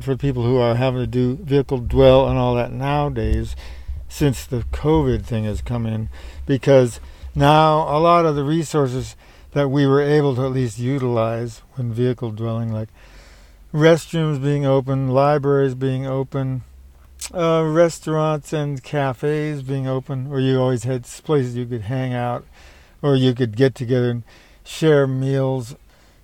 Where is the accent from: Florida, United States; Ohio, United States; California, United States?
California, United States; Palo Alto; I grew up in Palo Alto and finished school around here